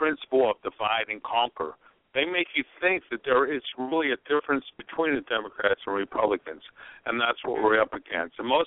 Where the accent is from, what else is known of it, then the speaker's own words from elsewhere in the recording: Florida, United States; I'm from Florida